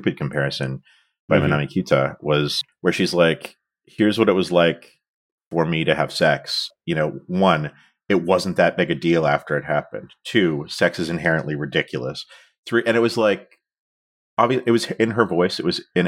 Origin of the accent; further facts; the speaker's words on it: outside of Toronto, Ontario, Canada; we grew up both outside of Toronto